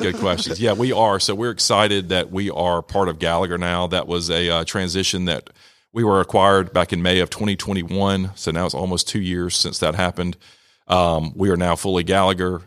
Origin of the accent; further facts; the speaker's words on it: Rome, Georgia, United States; my background, I grew up here in Rome, uh, went to Darlington, graduated from Darlington in nineteen ninety